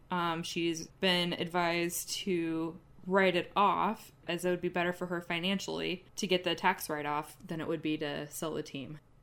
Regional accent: United States; being an American

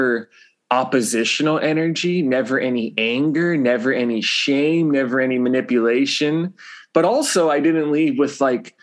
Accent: Los Angeles, California, United States; now in Hawaii, United States; I grew up in Los Angeles area, LA Unified School District.

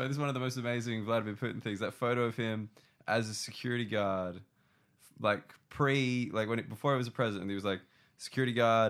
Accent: Concord, New South Wales, Australia; I grew up in Concord, correct.

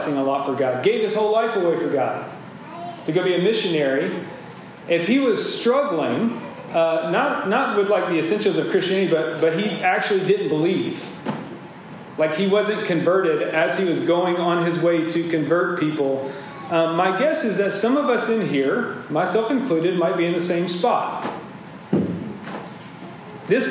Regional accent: Georgia, United States; my home state, Georgia

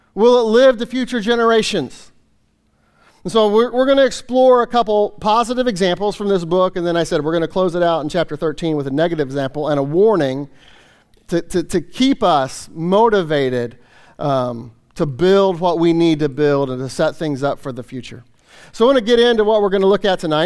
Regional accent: Kansas City, Missouri, United States; moved away as an adult; now in Ohio, United States; I grew up in Kansas City, you know, lived there, you know, most of my life

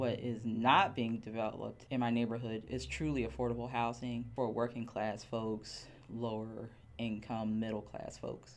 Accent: Miami, Florida, United States; moved away as an adult; now in Philadelphia, United States; I am originally from Miami, Florida.

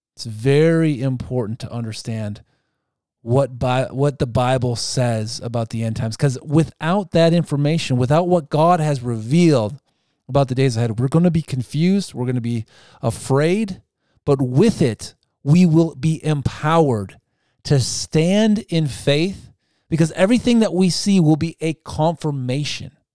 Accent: United States; I like being an Amer-, American too

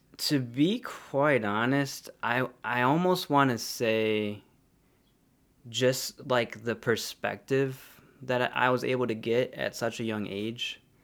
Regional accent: Joliet, Illinois, United States; also born or lived in Harvey, Illinois; grew up in Joliet

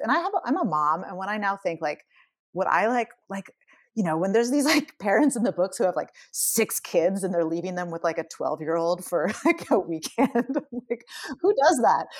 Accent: California, United States; as a kid growing up in California

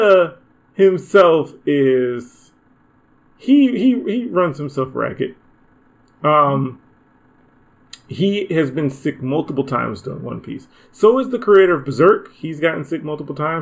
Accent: United States; I'm American

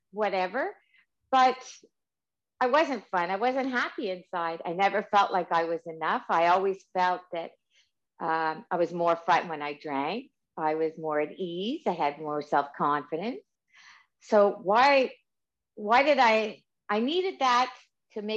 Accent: Canada; I'm Canadian.

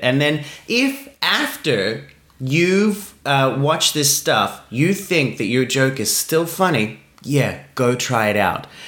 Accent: Australia

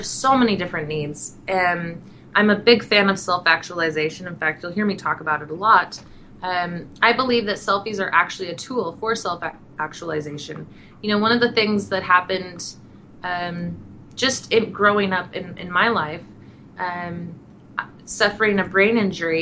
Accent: Montana, United States; also born or lived in Wyoming; I was born in Wyoming, grew up in Montana, so I am very connected to nature

